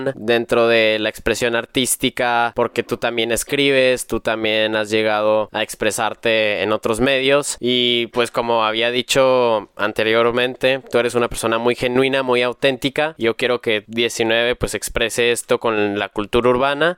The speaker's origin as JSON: {"language": "Spanish", "region": "Chihuahua", "country": "Mexico", "tie": "born or raised there", "said": "yo he estado en Chihuahua toda mi vida"}